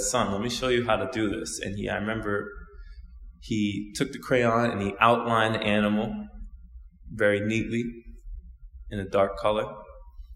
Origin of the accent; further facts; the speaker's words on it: Osaka, Japan; I was born in Osaka, Japan, and I'm half Japanese and I'm half Black.